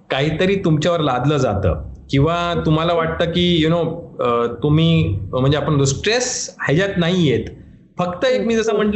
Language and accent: Marathi; Ahmednagar, Maharashtra, India; मलाही गर्व वाटतो की मी अहमदनगरमध्ये जन्मलो आहोत आहोत आणि माझा जन्म नगरचा आहे माझा शिक्षण अहमदनगरमध्येच झाला कॉलेज सुद्धा मी नगरमध्येच शिकलो